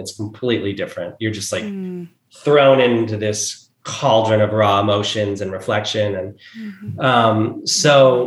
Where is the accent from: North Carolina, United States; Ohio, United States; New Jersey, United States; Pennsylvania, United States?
New Jersey, United States; moved away; where we grew up in New Jersey